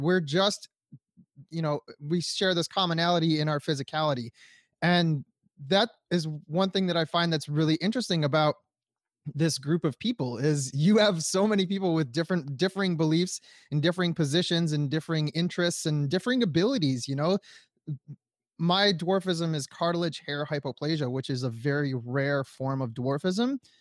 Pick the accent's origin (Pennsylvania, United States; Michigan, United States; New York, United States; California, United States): Michigan, United States; Detroit; my family, we're from Detroit, Michigan